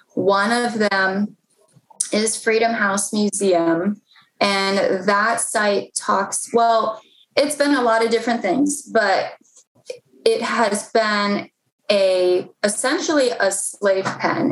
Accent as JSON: {"language": "English", "town": "Mount Rainier", "region": "Maryland", "country": "United States", "tie": "born or raised there", "said": "I was born and raised in PG County. Um, I was born in Mount Rainier, Maryland"}